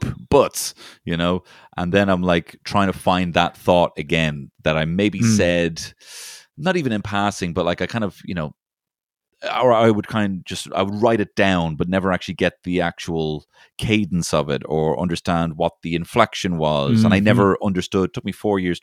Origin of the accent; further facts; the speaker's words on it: Ireland; also born or lived in London; I'm from Ireland